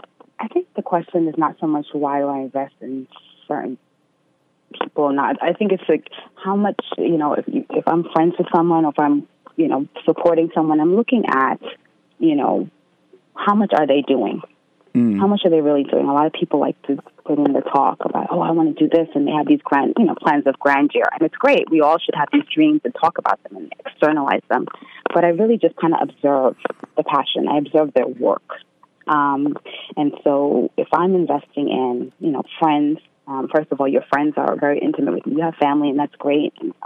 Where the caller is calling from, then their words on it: Queens, New York, United States; I'm from Queens.